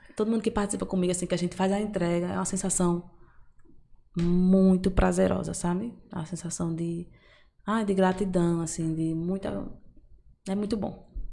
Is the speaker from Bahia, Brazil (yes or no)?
yes; Amargosa, Bahia, Brazil; eu sou do interior, né? Eu sou de Amargoso, na verdade. E lá, quando eu era criança